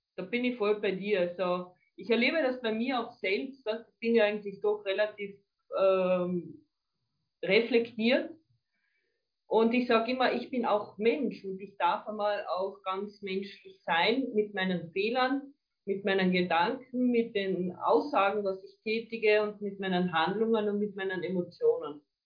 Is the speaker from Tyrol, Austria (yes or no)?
no; Carinthia, Austria; also born or lived in Villach; bei uns in Kärnten